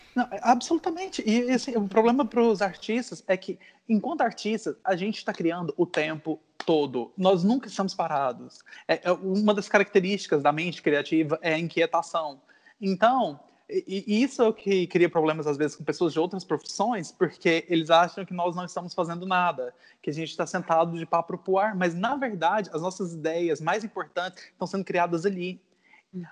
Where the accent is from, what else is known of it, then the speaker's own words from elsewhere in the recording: Natal, Rio Grande do Norte, Brazil; moved away as an adult; also born or lived in Goiânia, Brazil / Brasília, Brazil / California, United States / London, United Kingdom; now in Lisbon, Portugal; Eu nasci em Goiânia, mas muito novo eu me mudei para Natal, no Rio Grande do Norte